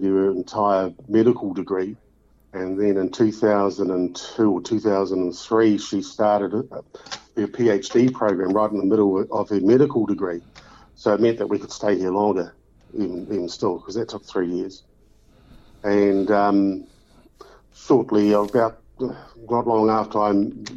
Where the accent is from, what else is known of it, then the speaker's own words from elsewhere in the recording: Titahi Bay, Wellington, New Zealand; moved away as an adult; now in Dunedin, New Zealand; growing up in Titahi Bay